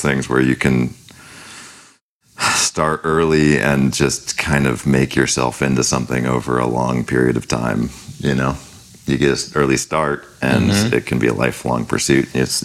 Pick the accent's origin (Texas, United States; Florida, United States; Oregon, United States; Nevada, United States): Oregon, United States; Bend; I am from Bend, Oregon